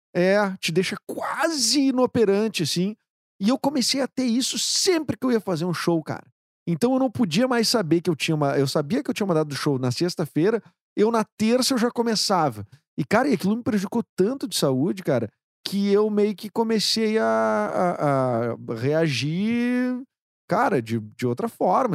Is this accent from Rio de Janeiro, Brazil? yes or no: no; Porto Alegre, Rio Grande do Sul, Brazil; a gente aqui de Porto Alegre, que fala esse, esse o porto Alegrez, né?